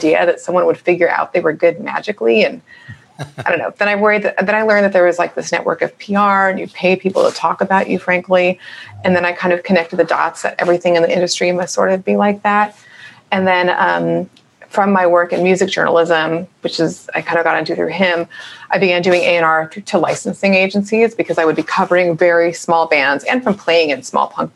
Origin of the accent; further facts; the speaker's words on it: Orange County, California, United States; also born or lived in San Fernando Valley, California; I'm from Orange County